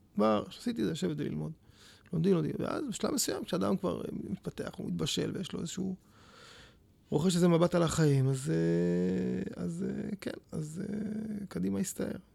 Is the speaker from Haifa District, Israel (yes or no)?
no; Petah Tikva, Central District, Israel; also born or lived in Jerusalem / Netzarim; היה לי מאוד כיף לגדול כאן